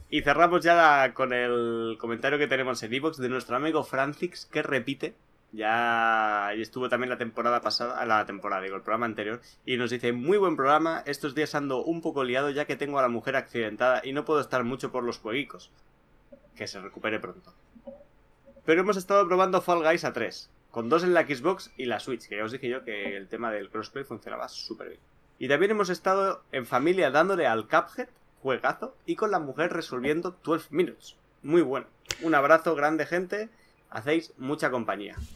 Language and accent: Spanish; Málaga, Andalusia, Spain; Ah, soy de Málaga. Eh, así que no no solo hay Xboxers catalanes